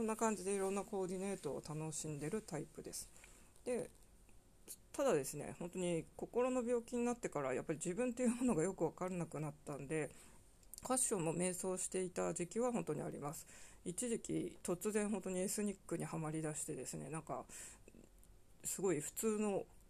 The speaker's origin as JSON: {"language": "Japanese", "region": "Hokkaido", "country": "Japan", "tie": "born or raised there", "moved": "yes", "lives_now": "Kanto, Japan", "said": "どさんこ"}